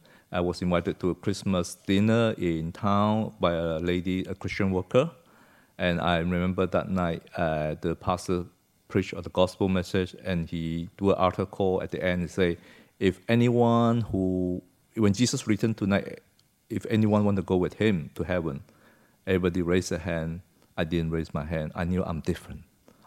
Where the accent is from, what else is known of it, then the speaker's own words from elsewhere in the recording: Malaysia; Yeah, I came from Malaysia, was born there in the 60s, and my parents came from China, from a place called Santou, near Santou.